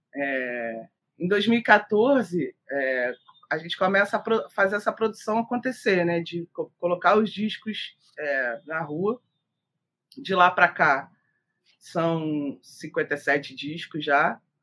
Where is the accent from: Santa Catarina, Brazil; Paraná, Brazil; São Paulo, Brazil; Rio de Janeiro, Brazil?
Rio de Janeiro, Brazil; Niterói; eu sou de Niterói